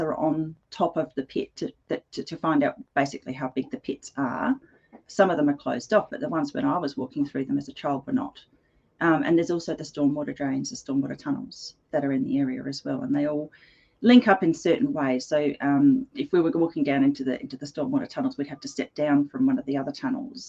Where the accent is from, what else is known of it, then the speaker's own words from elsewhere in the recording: Edwardstown, South Australia, Australia; where I grew up in Edwardstown, it was a very industrial area